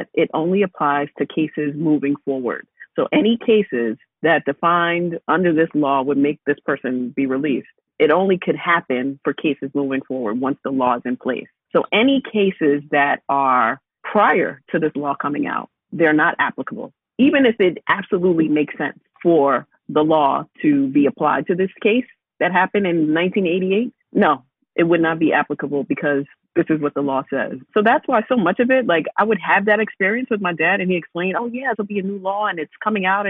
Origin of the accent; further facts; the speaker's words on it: New York, United States; I'm from New York, but my father is in federal prison